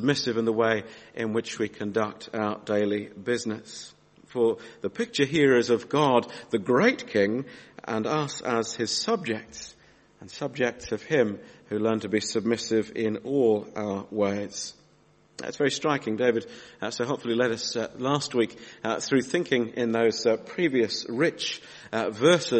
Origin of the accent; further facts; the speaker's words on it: Australia; moved away; When I was 8 years old, my daughter Mary's age now, and I was growing up in Australia